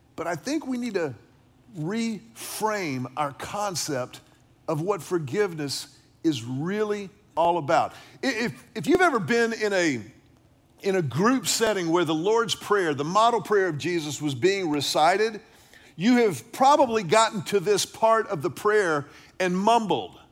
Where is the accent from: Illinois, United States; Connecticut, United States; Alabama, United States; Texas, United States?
Texas, United States; Houston; growing up in Houston with grandparents who lived in Beaumont, deep in Southeast Texas